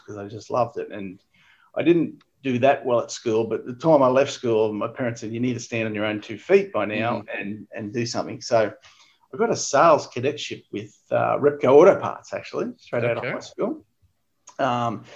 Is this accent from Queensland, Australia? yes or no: yes; Ipswich, Queensland, Australia; also born or lived in Brisbane; I was born in Brisbane, but I grew up in Ipswich, actually. So okay. I went to all my schooling years was in Ipswich